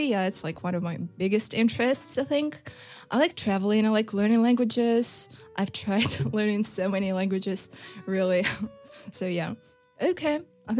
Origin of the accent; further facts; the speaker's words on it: Novosibirsk, Novosibirsk Oblast, Russia; English is a second language; So actually, I'm from Novosibirsk. I was born here. And I graduated from Novosibirsk State Pedagogical University.